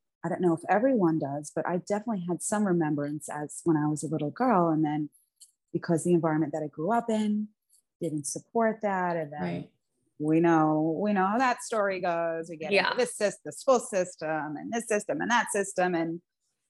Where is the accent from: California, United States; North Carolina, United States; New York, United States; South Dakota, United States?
New York, United States; New York City; I'm an Italian from Staten Island, New York